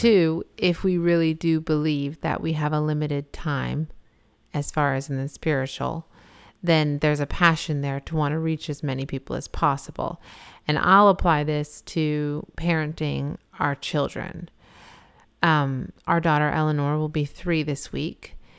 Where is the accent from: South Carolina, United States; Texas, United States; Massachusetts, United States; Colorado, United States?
Massachusetts, United States; moved away; I'm originally from Massachusetts